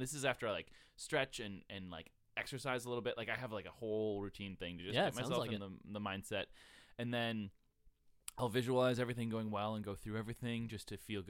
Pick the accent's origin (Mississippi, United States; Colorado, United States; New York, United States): New York, United States; Buffalo; The other one is my hometown. I really like Buffalo, New York.